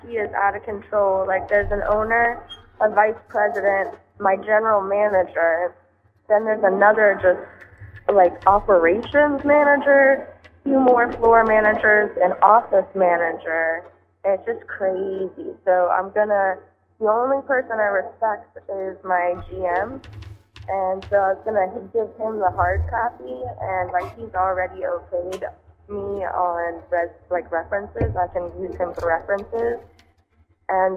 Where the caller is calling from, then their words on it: Central Florida, United States; I'm calling from Central Florida